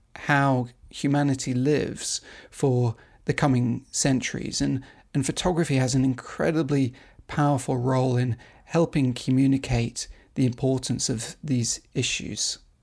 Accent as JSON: {"language": "English", "country": "United Kingdom", "also_born_or_lived": "Asia", "moved": "as an adult", "lives_now": "Beijing, China", "said": "I'm a British photographer and filmmaker"}